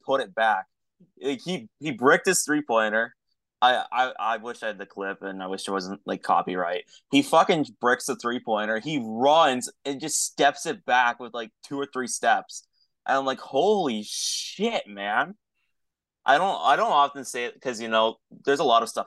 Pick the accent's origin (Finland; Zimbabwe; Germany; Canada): Canada; As a Canadian